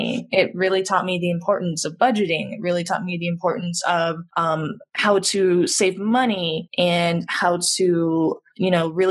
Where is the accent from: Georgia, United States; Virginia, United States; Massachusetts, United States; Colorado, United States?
Colorado, United States; Monument; I grew up in Colorado, between Monument and Colorado Springs